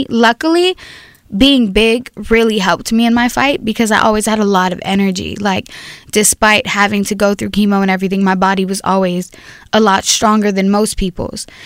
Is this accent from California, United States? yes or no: yes; Compton, California, United States; now in Long Beach, United States; born and raised in Compton.